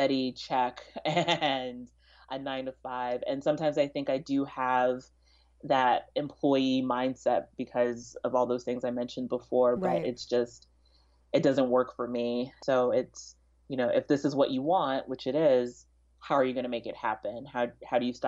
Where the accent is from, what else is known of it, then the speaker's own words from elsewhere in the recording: Kansas City, Missouri, United States; also born or lived in Prince George's County, Maryland / DMV area; I was born in Prince George's County and then lived in the DMV area up until we moved to Kansas City when I was 5